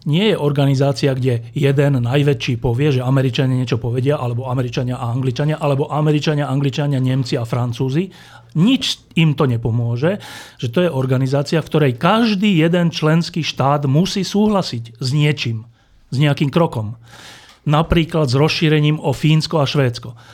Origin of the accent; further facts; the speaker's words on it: Slovakia; ja ako Slovák